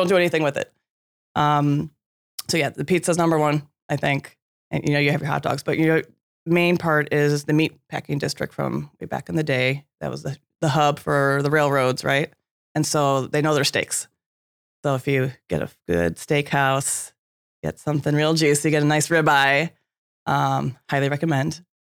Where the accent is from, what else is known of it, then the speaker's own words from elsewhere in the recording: Chicago, Illinois, United States; I grew up in Chicago, but that big lake is so large.